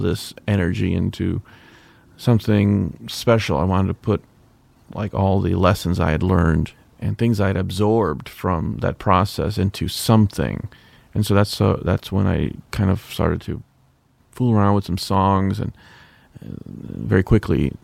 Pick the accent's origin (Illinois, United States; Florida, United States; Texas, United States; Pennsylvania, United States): Illinois, United States; Chicago; I'm originally from Chicago